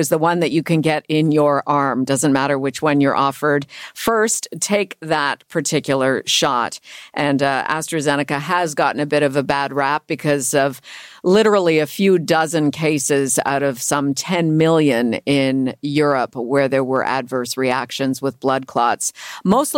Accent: Cambridge, Ontario, Canada; now in Toronto, Canada; Cambridge, my hometown

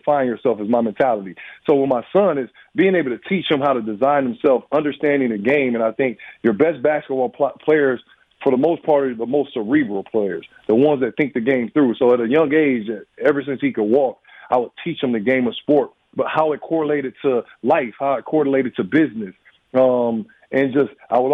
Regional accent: Illinois, United States; moved away as an adult; now in Madison, United States; I'm from Illinois

